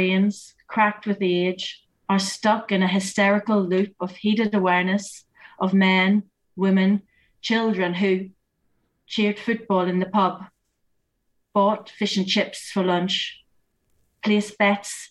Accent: Northern Ireland, United Kingdom; now in North Yorkshire, United Kingdom; I was born and brought up in Northern Ireland

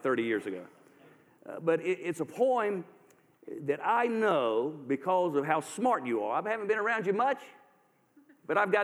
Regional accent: Durham, North Carolina, United States; I grew up in Durham, North Carolina.

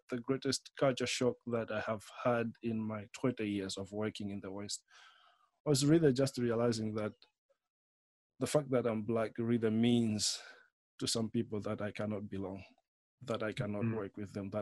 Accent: Malawi; moved away as an adult; also born or lived in Germany / Austria / Nottingham; I come from Malawi, somewhere in central Eastern Africa.

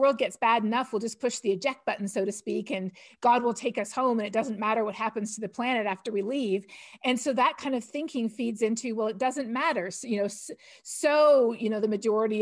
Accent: Toronto, Ontario, Canada; moved away as an adult; also born or lived in India; now in Texas, United States; I'm Canadian from Toronto, and I grew up Plymouth Brethren.

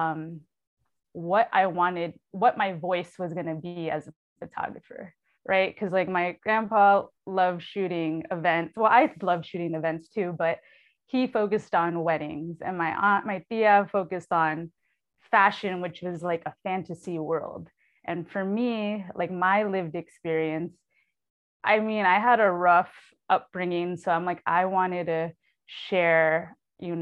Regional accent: New York City, New York, United States; moved away as an adult; also born or lived in Lower East Side, New York City; now in San Antonio, United States; I was raised in New York City, born in San Antonio.

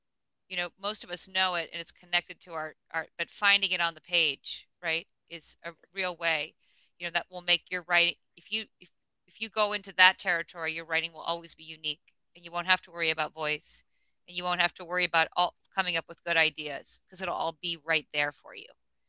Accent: Alaska, United States; I think also growing up in Alaska, you know, I spent a lot of time like on riverbanks bored as a kid

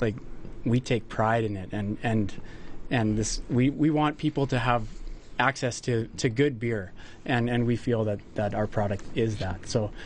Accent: Lacombe, Alberta, Canada; I'm from Lacombe

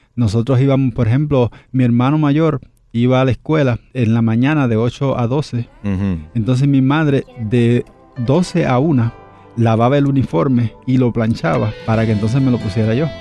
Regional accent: Dominican Republic; Yo soy originario de la República Dominicana. Tuve una niñez, yo diría que muy normal dentro de las circunstancias que se viven en mi tierra

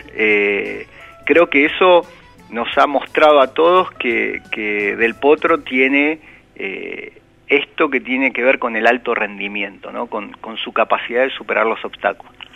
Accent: Argentina; nosotros como argentinos

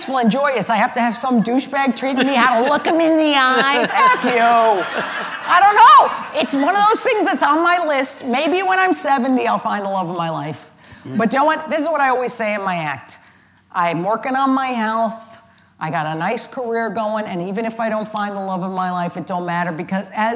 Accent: Connecticut, United States; I am from Connecticut

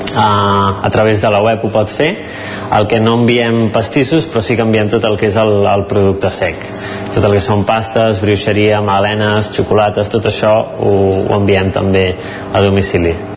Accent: Cardedeu, Catalonia, Spain; soc de Cardedeu

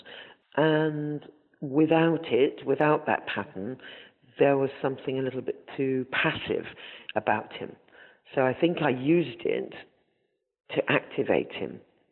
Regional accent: north of England, United Kingdom; born or raised there; also born or lived in Zanzibar, Tanzania

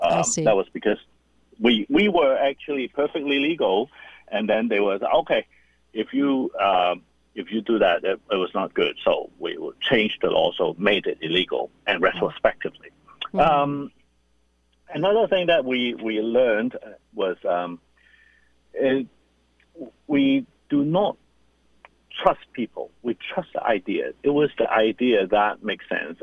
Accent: Hong Kong; I'm born and raised in Hong Kong

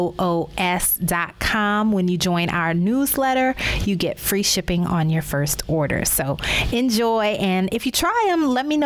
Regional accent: New Orleans, Louisiana, United States; moved away as an adult; also born or lived in Baltimore / Chicago / Dallas; now in Miami, United States; My career has required many cross-country relocations from my hometown of New Orleans to Baltimore, St. Louis, Chicago, Dallas, back to New Orleans, and now Miami, Florida.

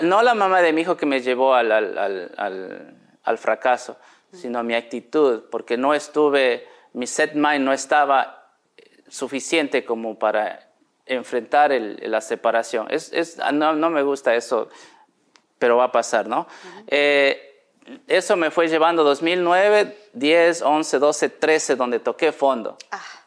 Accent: Cuenca, Azuay, Ecuador; moved away; also born or lived in Quito; soy de Cuenca, pero fuimos a Quito a trabajar

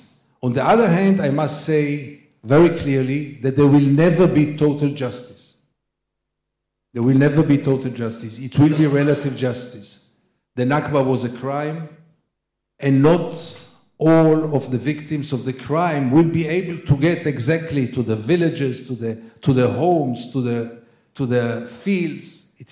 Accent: Tel Aviv, Tel Aviv District, Israel; I remember growing up in Tel Aviv, going around in Israel and see all those ruins

